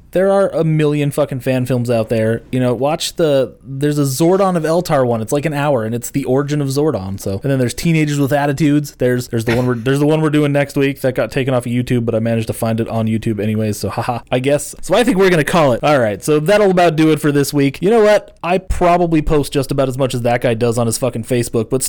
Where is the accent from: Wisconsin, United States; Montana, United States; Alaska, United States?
Montana, United States; I am from Montana